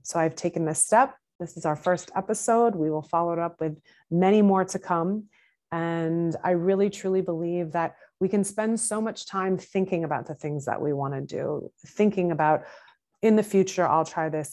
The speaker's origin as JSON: {"language": "English", "region": "Massachusetts", "country": "United States", "moved": "yes", "lives_now": "New York City, United States", "said": "I currently live in New York City. I am originally from Massachusetts"}